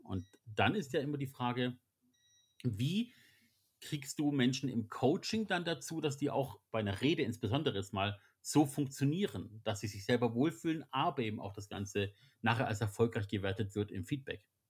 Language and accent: German; Germany; als wir Deutschen